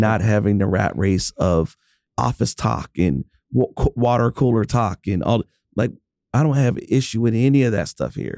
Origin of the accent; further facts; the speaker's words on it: Pittsburgh, Pennsylvania, United States; I'm from Pittsburgh